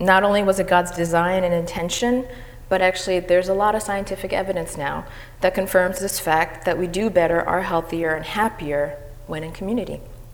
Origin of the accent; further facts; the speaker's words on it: Madison, New Jersey, United States; I was born in Jersey City, and I went to PS 11, Martin Luther King Jr. School. And in second grade, I moved to Madison, New Jersey.